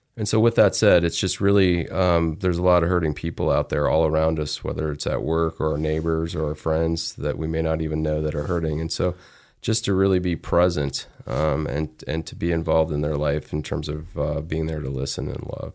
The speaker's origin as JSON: {"language": "English", "region": "Alabama", "country": "United States", "tie": "born or raised there", "also_born_or_lived": "Phoenix, Arizona", "moved": "yes", "lives_now": "Idaho, United States", "said": "I was in the South, so I was in Alabama, and that's uh, where I played actually baseball and then continued to play baseball when we moved from Alabama to Phoenix, Arizona."}